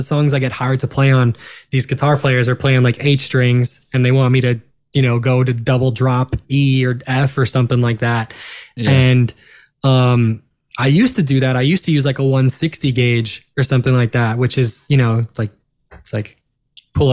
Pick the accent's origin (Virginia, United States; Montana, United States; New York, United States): New York, United States; Long Island; we're all from New York. We're all, you know, we're all Jews from Long Island